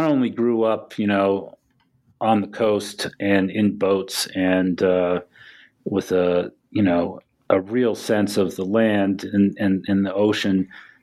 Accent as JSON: {"language": "English", "region": "Maine", "country": "United States", "tie": "born or raised there", "said": "I grew up in Maine"}